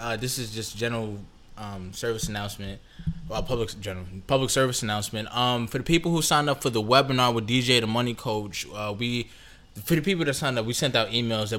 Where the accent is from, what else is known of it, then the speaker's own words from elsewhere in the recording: New York, United States; I'm 26, but I've never experienced, like, overt racism that way. I mean, it's because I'm from New York, probably.